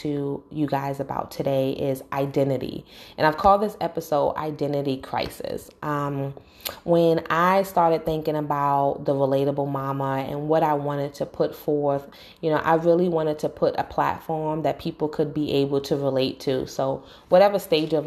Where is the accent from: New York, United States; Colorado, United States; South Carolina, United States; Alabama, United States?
New York, United States; New York City; moved away as an adult; now in North Carolina, United States; I was born and raised in New York and I live in North Carolina right now